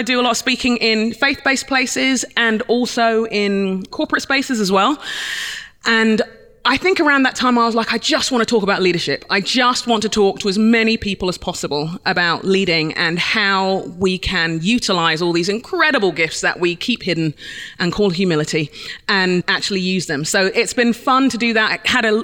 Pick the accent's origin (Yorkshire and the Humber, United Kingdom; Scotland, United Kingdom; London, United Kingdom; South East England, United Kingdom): London, United Kingdom; I'm a Londoner by birth. I was born in London, in England, Nigerian parents